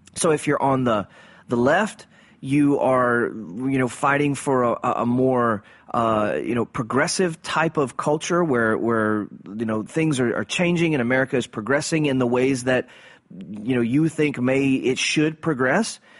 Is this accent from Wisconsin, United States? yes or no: no; South Louisiana, United States; growing up in South Louisiana in Cajun culture